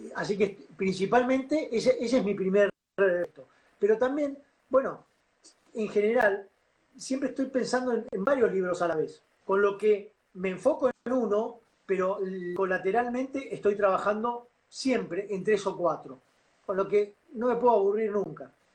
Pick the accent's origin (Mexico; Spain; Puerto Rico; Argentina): Argentina